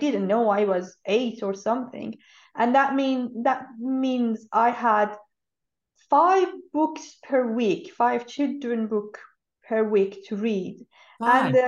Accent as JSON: {"language": "English", "country": "Iran", "tie": "born there", "said": "Yes, I was born in Iran. I'm one of those who was born after the revolution, which means we had schools, girls and boys, separate."}